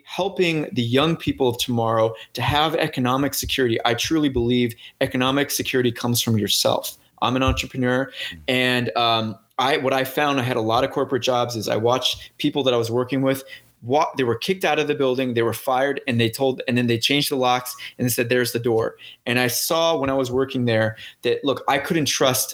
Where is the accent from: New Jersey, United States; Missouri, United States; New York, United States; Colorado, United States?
Missouri, United States; St. Louis; moved away; I'm from St. Louis